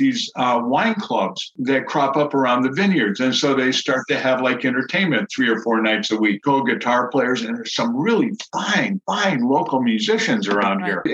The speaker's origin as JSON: {"language": "English", "area": "New England", "region": "Connecticut", "country": "United States", "tie": "born or raised there", "also_born_or_lived": "Tampa, Florida / Maine", "moved": "yes", "lives_now": "Eugene, United States", "said": "growing up in New England"}